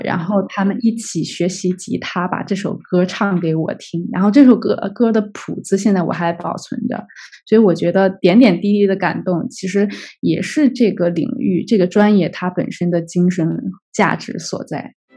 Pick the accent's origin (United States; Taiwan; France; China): China; 当时我们那届只有我一个中国人